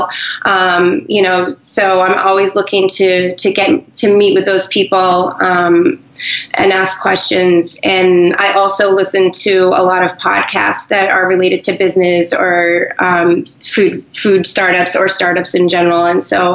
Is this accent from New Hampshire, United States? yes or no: yes; New Hampshire, United States; moved away; also born or lived in Boston; I'm from New Hampshire, and I vacation in Maine